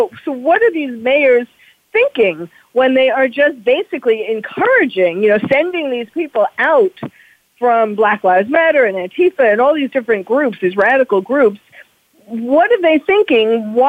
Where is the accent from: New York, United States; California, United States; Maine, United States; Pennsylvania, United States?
New York, United States; moved away; I am originally from New York